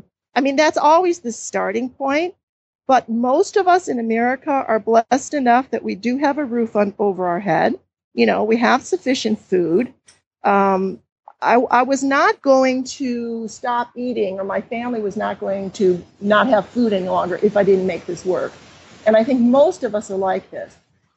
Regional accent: Cleveland, Ohio, United States; And I grew up in Cleveland, Ohio, so I kind of had a sense of familiarity there, although I was wrong once I got back. I didn't know the neighborhoods anymore.

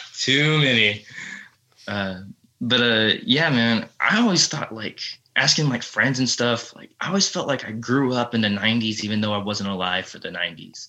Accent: Texas, United States; I'm from Texas

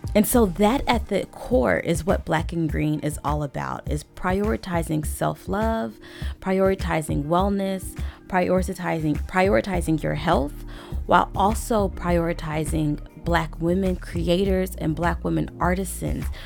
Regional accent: Little Rock, Arkansas, United States; I grew up in Little Rock, Arkansas

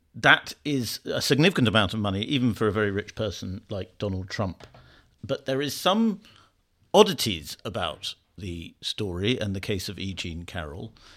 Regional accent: United Kingdom

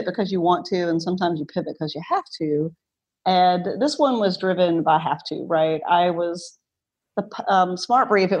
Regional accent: North Louisiana, United States; also born or lived in Washington, District of Columbia, United States; now in Baton Rouge, United States; My hometown has 200 people in it in North Louisiana.

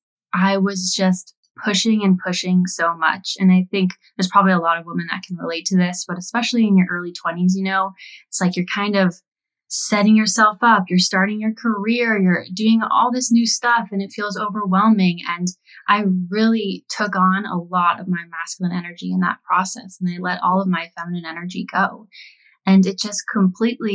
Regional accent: California, United States; moved away as an adult; now in Nashville, United States; I am located in Nashville. I grew up in California my whole life, but I moved here 2 years ago

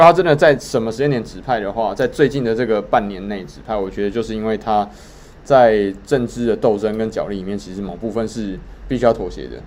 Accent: Taiwan; 我们都是台湾人

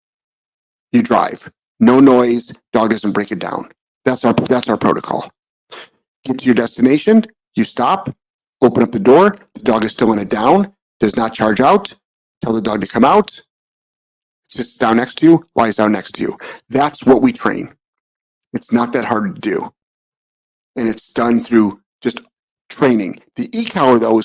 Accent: United States; being an American

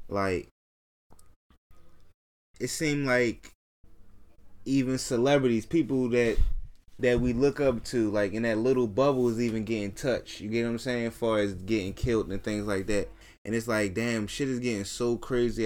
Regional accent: Baltimore, Maryland, United States; growing up in Baltimore

